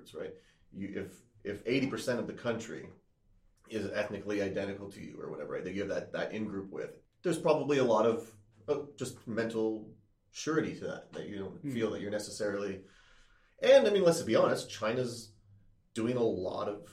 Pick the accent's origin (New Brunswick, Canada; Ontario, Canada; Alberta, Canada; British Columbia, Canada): Ontario, Canada; Chatham; I grew up in Chatham, Ontario